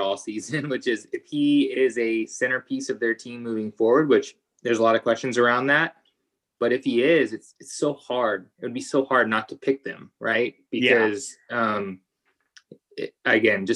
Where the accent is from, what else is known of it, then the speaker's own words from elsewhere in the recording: United States; As a American